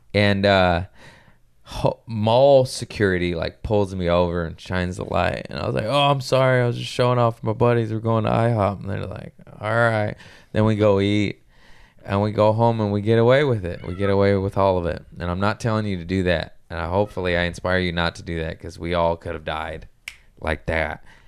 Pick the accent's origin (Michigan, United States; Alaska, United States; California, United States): California, United States; Torrance; We're all from Torrance.